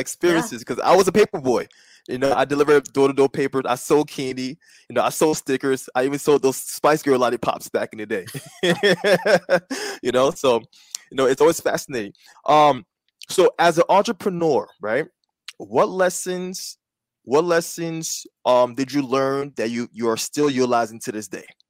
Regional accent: East Coast, United States; East Coast, you know, we both native East

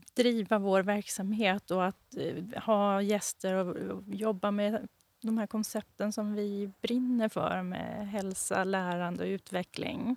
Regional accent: Boden, Norrbotten County, Sweden; moved away as an adult; also born or lived in Ås, Östersund, Jämtland / Umeå; Jag är uppifrån eh, Boden, utanför Boden, en liten by som heter Vittjärv

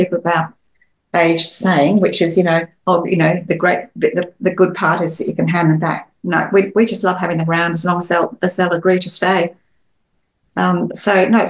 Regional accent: Australia; being Australian family

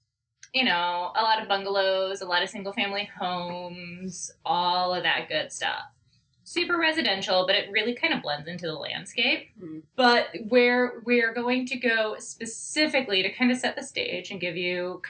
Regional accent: Beavercreek, Ohio, United States; also born or lived in Kettering, Ohio; the town I was born in. Mm-hmm. In Kettering, Ohio.

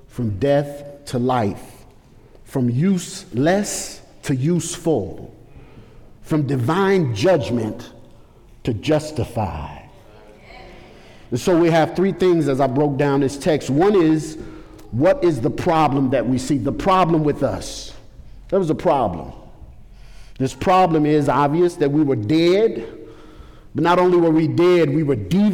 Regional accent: St. Louis, Missouri, United States; I grew up in St. Louis in a drug and gang culture of St. Louis.

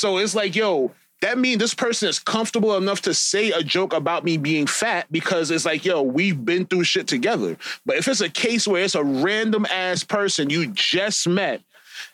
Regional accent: Trinidad & Tobago; I'm Trinidadian

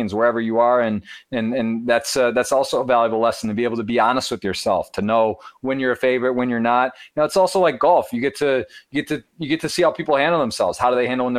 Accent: Ann Arbor, Michigan, United States; I'm from Ann Arbor, Michigan, born and raised

